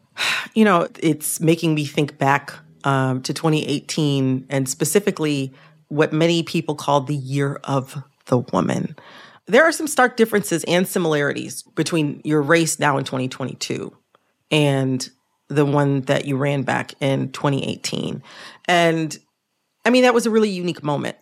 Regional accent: the North, United States; I'm from the North

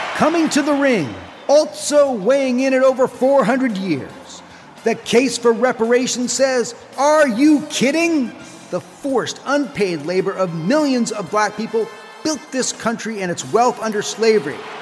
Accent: New York City, New York, United States; I grew up in New York City public schools

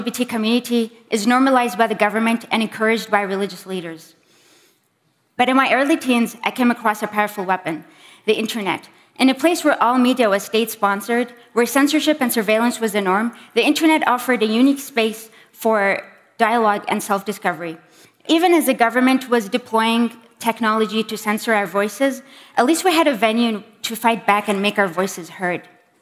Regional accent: Bahrain; I am from Bahrain

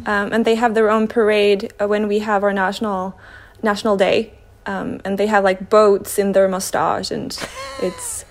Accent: Trondheim, Trøndelag, Norway; I'm from Norway, Trondheim, in the middle of the country.

